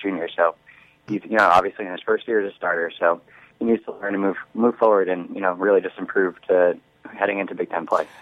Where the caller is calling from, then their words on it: Ann Arbor, Michigan, United States; I'm calling from Ann Arbor.